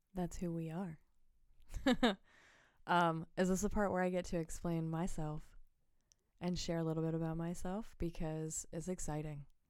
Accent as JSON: {"language": "English", "region": "Pennsylvania", "country": "United States", "tie": "born or raised there", "said": "I was born and raised here"}